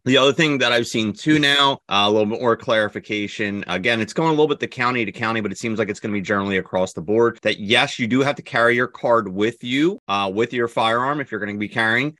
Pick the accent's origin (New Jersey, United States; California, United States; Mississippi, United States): New Jersey, United States; we are from New Jersey